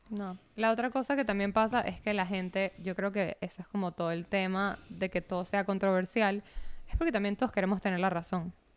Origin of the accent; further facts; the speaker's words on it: Venezuela; moved away; para mí como venezolana es como que ya he pasado tantas cosas con política venezolana